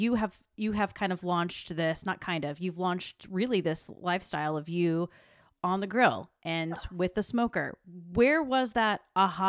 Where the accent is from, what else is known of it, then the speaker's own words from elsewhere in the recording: the South, United States; I'm from the South.